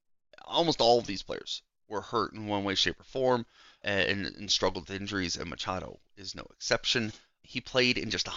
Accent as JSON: {"language": "English", "town": "Cleveland", "region": "Ohio", "country": "United States", "tie": "born or raised there", "said": "I grew up watching him in Cleveland my whole life."}